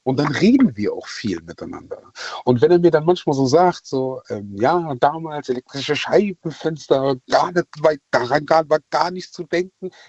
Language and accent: German; Ghana; now in Germany; Ähm, ich bin ursprünglich aus Ghana.